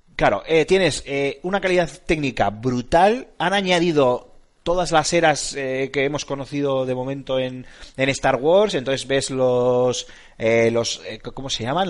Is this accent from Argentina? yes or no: no; Basque Country, Spain; Somos vascos.